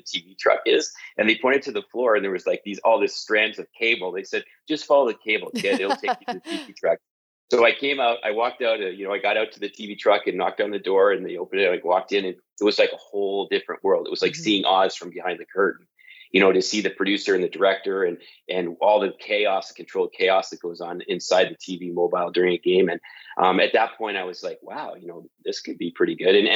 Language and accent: English; London, Ontario, Canada; accent: Canadian; moved away; So I grew up in a place called London, Ontario, which is 2 hours south of Toronto and 2 hours north of Detroit